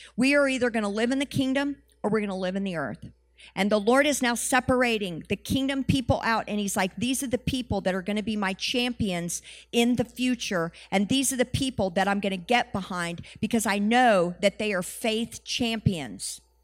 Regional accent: United States; we're the Western Church and we're from America

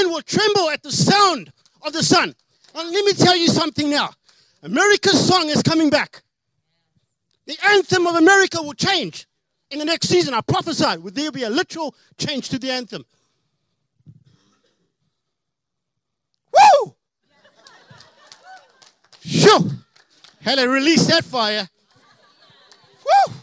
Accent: South Africa; now in United States; I am an alien. I'm from South Africa, so getting more Americanized.

